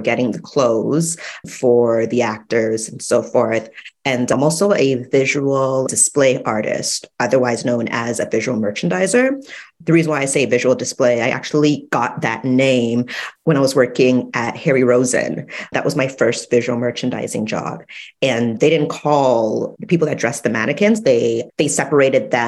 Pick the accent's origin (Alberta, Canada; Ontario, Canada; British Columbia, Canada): Ontario, Canada; Toronto; My background is Jamaican, but I was born in Canada, Toronto